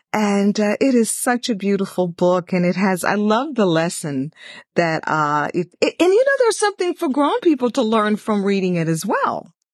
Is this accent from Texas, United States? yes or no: yes; Houston, Texas, United States; I'm originally from Texas. Where is the Texas Book Festival? Is it in Houston? Yeah, I grew up in Houston.